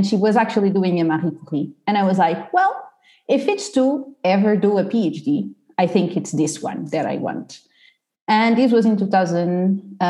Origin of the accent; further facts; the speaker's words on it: Portugal; moved away as an adult; I'm from Portugal. So I did the bachelor and the master in Portugal